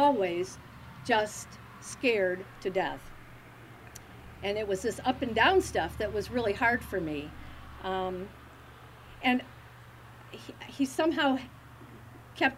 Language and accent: English; Berrien County, Michigan, United States; I was born and I grew up in Berrien County